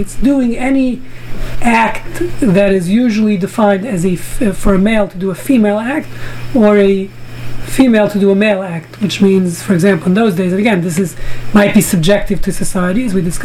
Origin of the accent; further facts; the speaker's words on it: New York City, New York, United States; when I was growing up in Brooklyn, you know, in the 60s